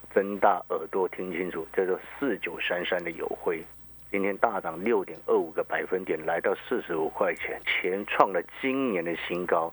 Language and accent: Chinese; Hualien, Hualien County, Taiwan; moved away as an adult; also born or lived in Taipei; 因为我在花莲长大的